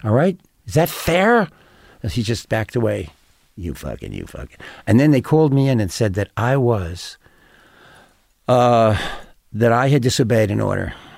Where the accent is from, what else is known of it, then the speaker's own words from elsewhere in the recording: New York, United States; I'm from New York